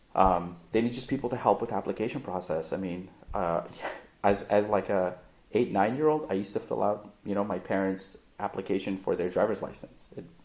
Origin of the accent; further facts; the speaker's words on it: Afghanistan; also born or lived in Europe; No. I always say I'm from Afghanistan, but I grew up in Europe.